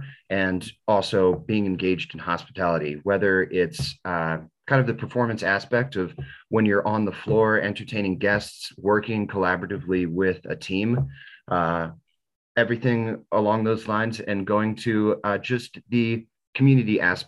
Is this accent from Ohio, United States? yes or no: no; Boulder, Colorado, United States; also born or lived in Boston; I went to music school in Boston, and I'm originally born and raised in Boulder, and at first didn't really know why I came back to Boulder. I had a good thing going in Boston, but love Colorado.